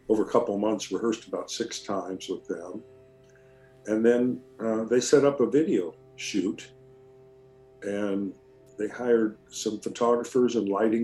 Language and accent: English; California, United States; I'm Californian